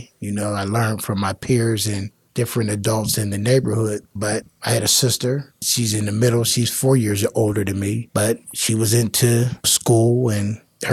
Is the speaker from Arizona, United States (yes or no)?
no; Pittsburgh, Pennsylvania, United States; also born or lived in Homewood, Pittsburgh; My childhood came up in Garfield. I moved from Homewood in 1973 to Garfield.